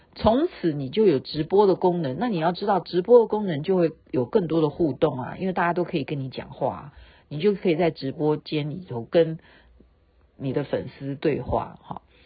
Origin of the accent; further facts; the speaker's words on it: Taiwan; 我们台湾人